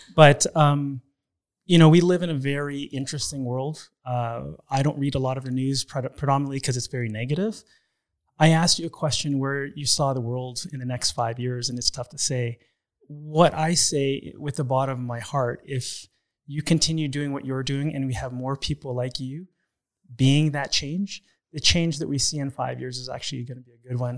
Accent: Toronto, Ontario, Canada; I was raised in Toronto

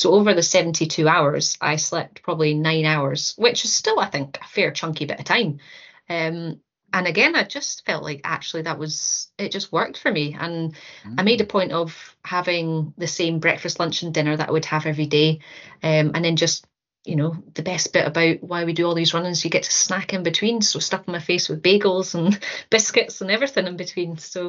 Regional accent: Aberdeen, Scotland, United Kingdom; also born or lived in Stornoway / Dortmund / Kinross; I was born in Stornoway, and my dad was in the army, so we sort of dotted around all over the place, even in Dortmund for a wee while. But I think I would say I did primary school in Aberdeen, and then I did high school in Kinross

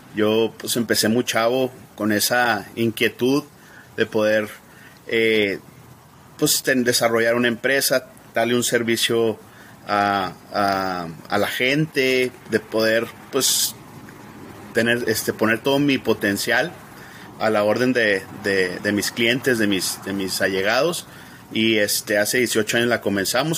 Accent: Ciudad Juárez, Chihuahua, Mexico; moved away as an adult; now in El Paso, United States; yo me crié en Ciudad Juárez, eh, desde pequeño, pues mis padres ahí vivían en Ciudad Juárez y eh, yo nací aquí en El Paso, cuando me casé me vine para acá

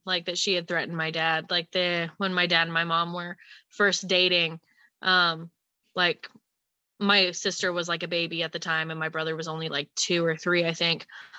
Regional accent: Indiana, United States; moved away; I'm from Indiana originally as well.

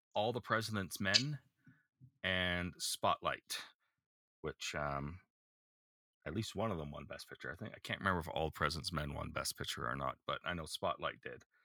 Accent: Canada; as a Canadian

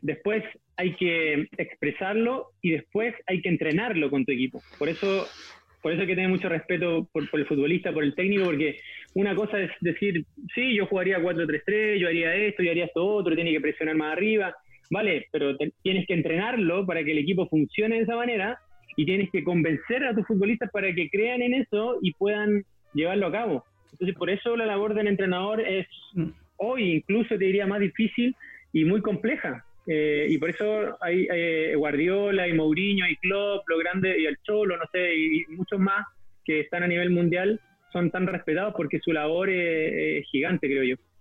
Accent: Santiago, Santiago Metropolitan Region, Chile; jugué por mi colegio hasta los 12 años, en el Colegio Hispanoamericano acá en Santiago

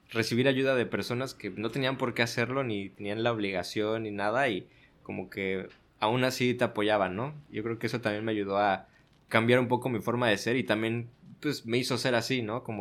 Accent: Mexico City, Mexico; now in Ensenada, Mexico; No, yo soy de la Ciudad de México. Eh, yo nací en el Distrito Federal, y llevo en Ensenada viviendo ya casi seis años.

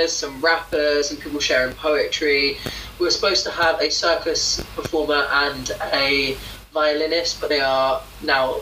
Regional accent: United Kingdom; I'm British, but I'm also Caribbean. But I live in the UK

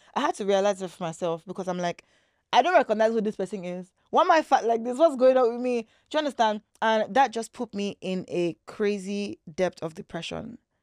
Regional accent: Lagos, Nigeria; also born or lived in British Columbia, Canada; I was born in Lagos here in Nigeria, in Nigeria

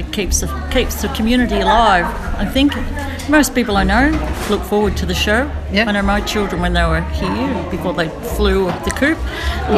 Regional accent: Ardlethan, New South Wales, Australia; I'm from Ardlethan.

